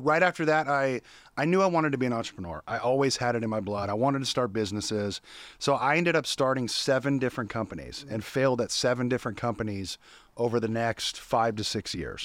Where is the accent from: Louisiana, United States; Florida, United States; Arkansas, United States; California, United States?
California, United States; Sacramento; I was born and raised in Sacramento, California